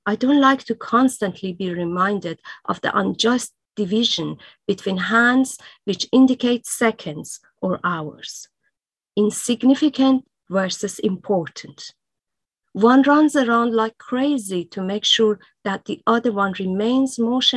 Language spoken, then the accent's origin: English; Iran; first language Persian; English is a second language; moved away; it was my native language